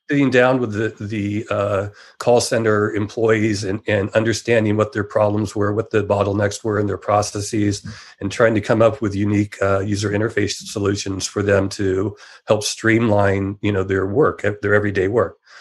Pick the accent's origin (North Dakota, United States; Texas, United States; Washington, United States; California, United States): California, United States; San Jose; I grew up in Silicon Valley